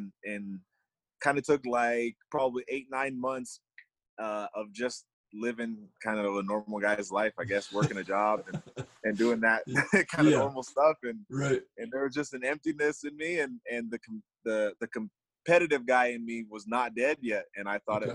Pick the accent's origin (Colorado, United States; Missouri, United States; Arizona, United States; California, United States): Colorado, United States; Denver; also born or lived in Arvada, Colorado; I grew up here in Denver